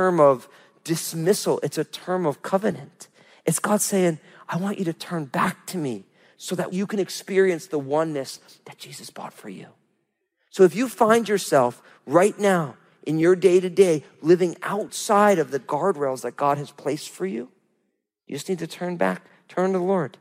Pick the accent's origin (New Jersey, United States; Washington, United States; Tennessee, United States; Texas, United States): New Jersey, United States; I'm from New Jersey